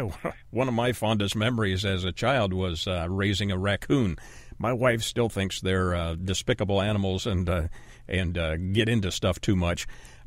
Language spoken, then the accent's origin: English; Ontario, Canada; I grew up in Canada, in Ontario, Canada, which is rather cold in the winter. And we lived as a young child in houses that probably weren't well insulated, didn't have central heat and air.